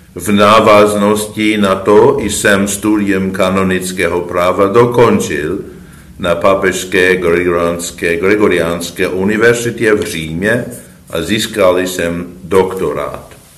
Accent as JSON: {"language": "Czech", "country": "United States", "tie": "born or raised there", "also_born_or_lived": "Rome, Italy", "moved": "as an adult", "said": "ve Spojených státech, v mé rodné zemi"}